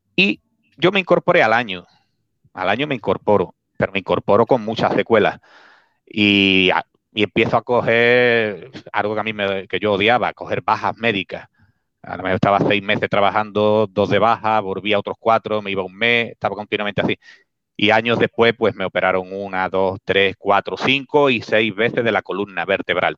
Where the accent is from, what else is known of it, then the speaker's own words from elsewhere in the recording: Spain; Spain, España, Spain